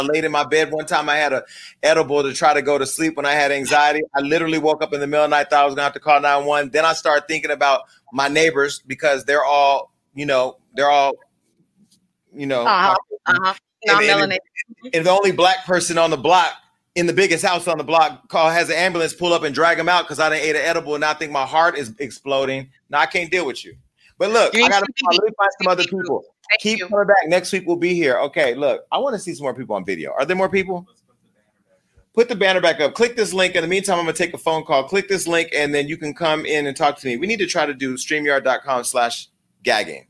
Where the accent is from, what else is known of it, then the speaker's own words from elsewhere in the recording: Stockton, California, United States; now in Los Angeles, United States; I'm from Stockton